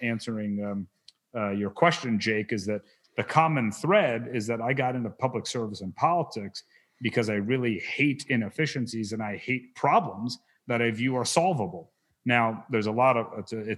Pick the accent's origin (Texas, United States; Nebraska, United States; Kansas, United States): Kansas, United States; Wichita; moved away; I was raised in Wichita